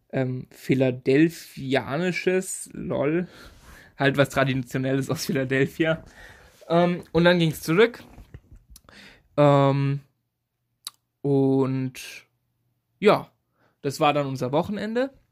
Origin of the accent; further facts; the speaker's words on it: Stadelhofen, Bavaria, Germany; in meiner Heimatstadt Karlstadt für meinen Heimatort Stadelhofen